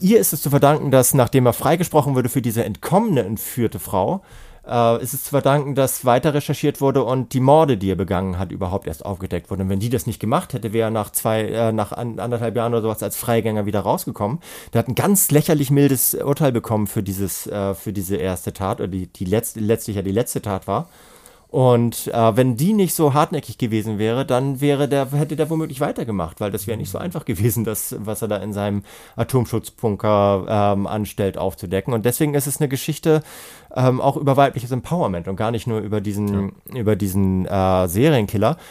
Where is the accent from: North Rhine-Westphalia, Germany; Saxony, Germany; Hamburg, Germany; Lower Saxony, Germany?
Hamburg, Germany; ich bin ja Hamburger